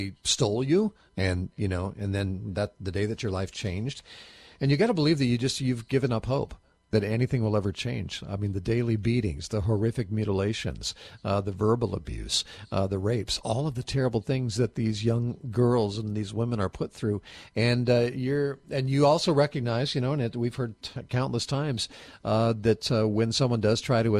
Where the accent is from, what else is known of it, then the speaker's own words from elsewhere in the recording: United States; I was born in the United States of America